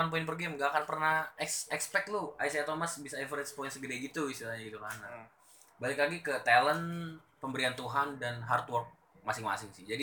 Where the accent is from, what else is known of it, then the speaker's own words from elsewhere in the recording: Indonesia; gue ngerasa gue raksasa loh di sini di Indonesia